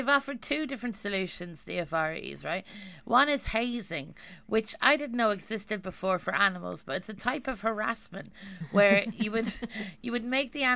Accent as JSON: {"language": "English", "country": "Ireland", "said": "being an Irish person"}